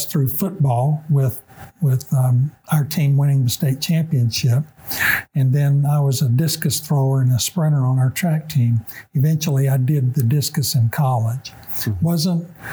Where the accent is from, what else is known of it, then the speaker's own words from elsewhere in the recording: Gastonia, North Carolina, United States; also born or lived in the South; My childhood, I grew up in North Carolina.